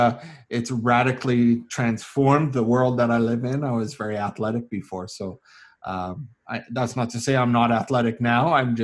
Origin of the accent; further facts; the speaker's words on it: Calgary, Alberta, Canada; I grew up here in the Calgary area. My family is mostly from out east in the Hamilton area.